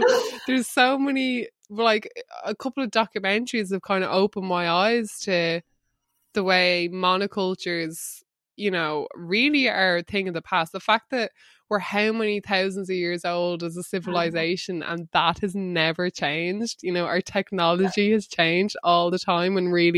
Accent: Wexford, Leinster, Ireland; but I read veggie because growing up in Wexford, my parents just never lied about like where the food and the pay came from.

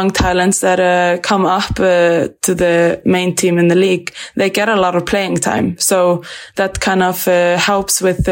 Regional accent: Grindavík, Southern Peninsula, Iceland; moved away as an adult; also born or lived in Sweden; now in Norway; I grew up in Grindavík. It's about maybe 40 minutes from Reykjavík.

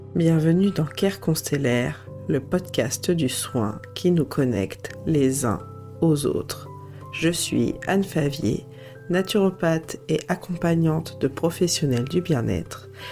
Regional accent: Vichy, Auvergne-Rhône-Alpes, France; je suis née à Vichy et ma famille paternelle est vraiment originaire de ce coin-là

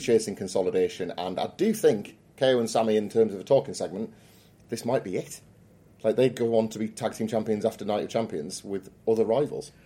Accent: United Kingdom; It's really hard being British.

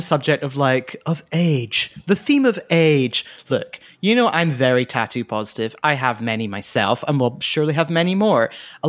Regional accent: United Kingdom; a show which Fraser and I do not approve of, despite being British.

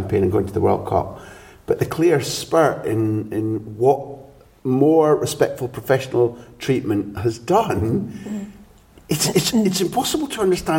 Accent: Scot, Scotland, United Kingdom; As a Scot

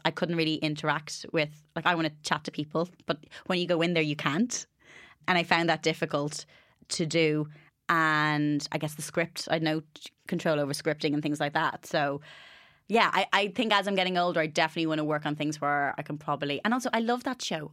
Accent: Ireland; moved away; growing up in Ireland

